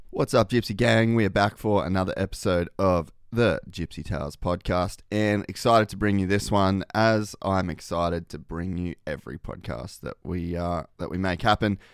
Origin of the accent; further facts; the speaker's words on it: Australia; moved away as an adult; also born or lived in Los Angeles, United States; I moved back to Australia from America